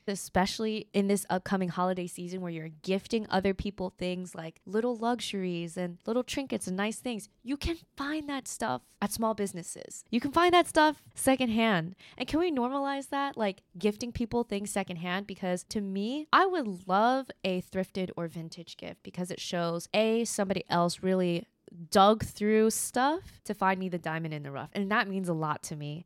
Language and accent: English; United States; as an American